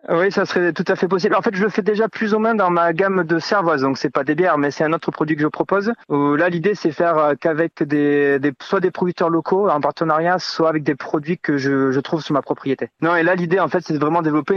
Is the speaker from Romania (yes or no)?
no; Landes, Nouvelle-Aquitaine, France; moved away as an adult; also born or lived in Paris / South America; now in Vielle-Soubiran, France; j'ai quitté les Landes pour travailler un petit peu à Paris